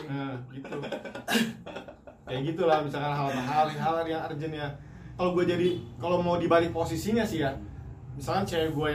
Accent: West Java, Indonesia; atau orang Sunda gue orang Sunda nih yeah.

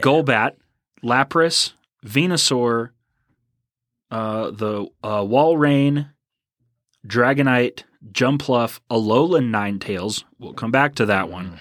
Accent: Houston, Texas, United States; also born or lived in Tomball, Texas; I am also from Houston

